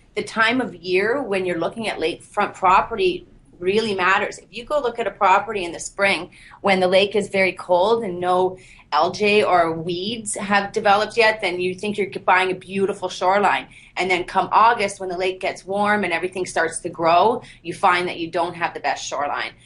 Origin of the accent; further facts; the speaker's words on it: Bancroft, Ontario, Canada; also born or lived in Peterborough; I was born and raised in Bancroft